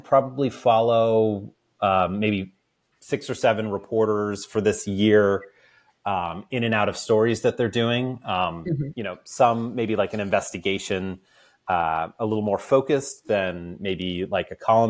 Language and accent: English; right outside of Baltimore, Maryland, United States; I grew up right outside of Baltimore